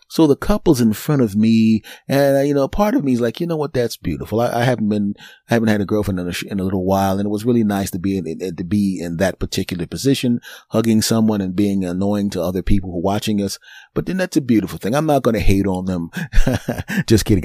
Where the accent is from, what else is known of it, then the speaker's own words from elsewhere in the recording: Philadelphia, Pennsylvania, United States; moved away; my hometown team, the Philadelphia Eagles